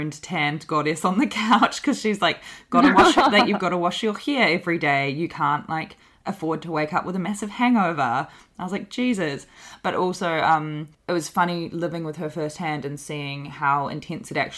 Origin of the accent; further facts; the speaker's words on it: New Zealand; moved away; I'm Indigenous New Zealander. I'm part Māori, but like growing up very light skinned and growing up with my white mum